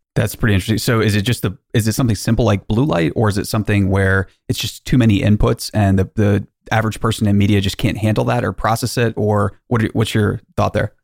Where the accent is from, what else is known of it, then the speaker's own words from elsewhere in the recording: Maryland, United States; I'm from Maryland. My wife and I are from there.